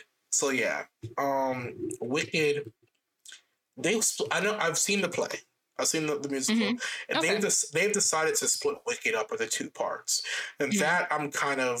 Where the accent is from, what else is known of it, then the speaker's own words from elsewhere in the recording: Miami, Florida, United States; Growing up in Miami and in Florida